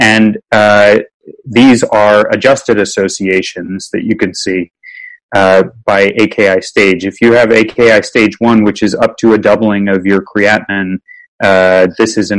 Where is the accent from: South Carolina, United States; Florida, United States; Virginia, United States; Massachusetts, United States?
Virginia, United States; when I was growing up in Virginia